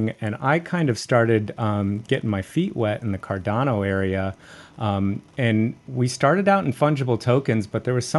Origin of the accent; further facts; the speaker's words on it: Orlando, Florida, United States; I was born and raised in Orlando, Florida. It's where I currently still reside.